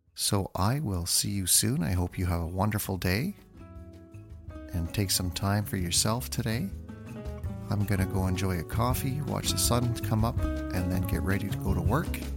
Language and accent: English; North Bay, Ontario, Canada; I grew up in North Bay, Ontario